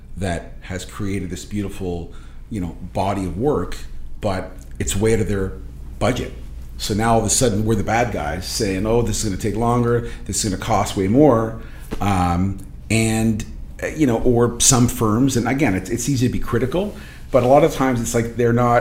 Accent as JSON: {"language": "English", "country": "Portugal", "tie": "born or raised there", "also_born_or_lived": "Toronto, Canada", "moved": "yes", "lives_now": "Oakville, Canada", "said": "I wasn't born here. I was born in Portugal, so I'm an immigrant"}